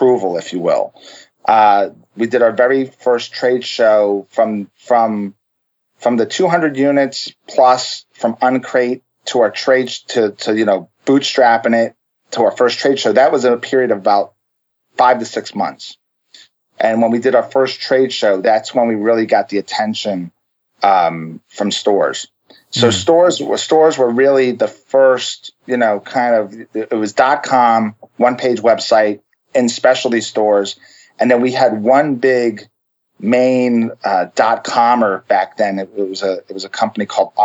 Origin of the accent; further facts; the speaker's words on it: Long Island, New York, United States; now in Florida, United States; My family is originally from New York, so we're from Long Island